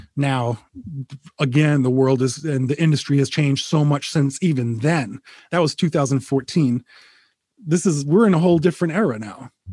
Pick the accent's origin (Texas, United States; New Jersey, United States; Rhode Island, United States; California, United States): Rhode Island, United States; moved away as an adult; now in Connecticut, United States; I bought the house I grew up in in Rhode Island